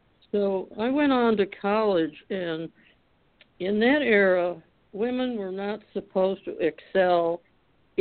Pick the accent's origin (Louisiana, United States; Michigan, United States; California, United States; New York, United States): Michigan, United States; Detroit; I was from Detroit, Michigan, and our family moved to the outer borders of the city in the northwest corner